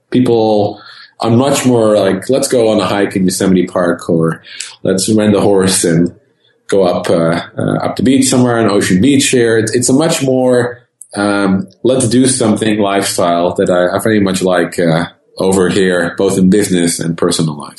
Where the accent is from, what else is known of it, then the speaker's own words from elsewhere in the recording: Netherlands; moved away as an adult; now in California, United States; being born and raised in the Netherlands